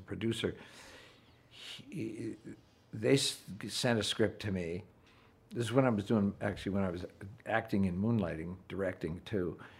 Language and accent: English; Wheaton, Illinois, United States; moved away as an adult; also born or lived in New York; I grew up in Wheaton, Illinois